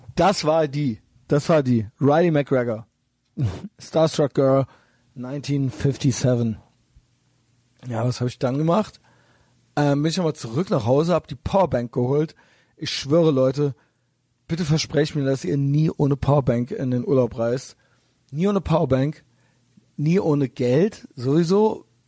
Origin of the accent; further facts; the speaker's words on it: Germany; aus Deutschland